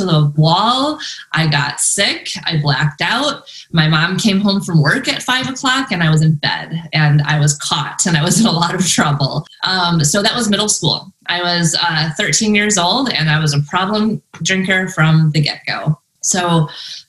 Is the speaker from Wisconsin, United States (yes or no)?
yes; Madison, Wisconsin, United States; also born or lived in San Diego, California; now in Northern Arizona, United States; I'm originally from Madison, Wisconsin, and I also lived in San Diego in Ocean Beach in the beach for a while.